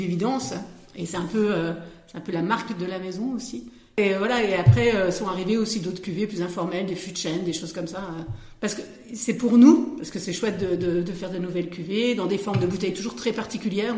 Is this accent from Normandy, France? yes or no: no; Vosges, Grand Est, France; moved away as an adult; now in Passy-sur-Marne, France; Je suis originaire de, des Vosges, où j'ai été coiffeuse pendant 10 ans